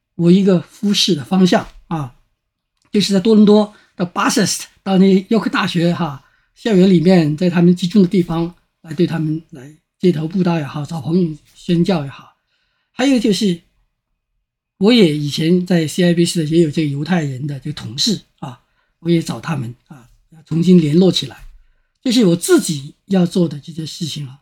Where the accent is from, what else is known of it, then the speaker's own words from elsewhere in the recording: China; 我们中国人